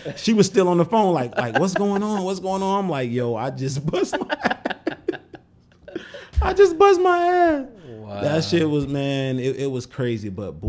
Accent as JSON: {"language": "English", "region": "Florida", "country": "United States", "said": "I had never seen snow. Never. Oh, I'm from Florida, so you know what I mean?"}